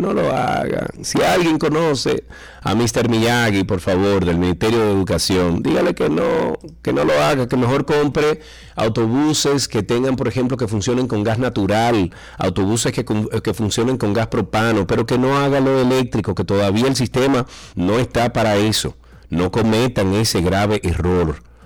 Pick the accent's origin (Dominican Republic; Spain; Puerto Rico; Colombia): Dominican Republic; somos nosotros los dominicanos